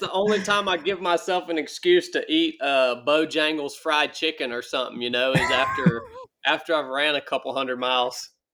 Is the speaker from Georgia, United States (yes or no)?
yes; Northwest Georgia, United States; moved away as an adult; as a young man, I grew up in Northwest Georgia